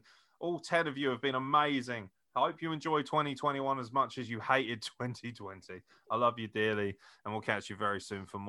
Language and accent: English; Scotland, United Kingdom; No, I'm too fucking hard for that. I'm Scottish.